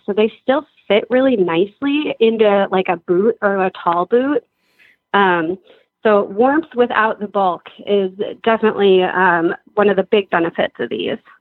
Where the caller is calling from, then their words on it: Madison, Wisconsin, United States; I am calling today from Madison, Wisconsin, and I'm a driver